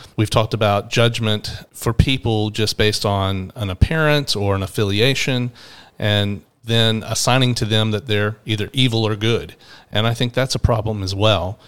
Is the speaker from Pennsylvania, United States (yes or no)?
no; Atlanta, Georgia, United States; in my twenties and growing up in Atlanta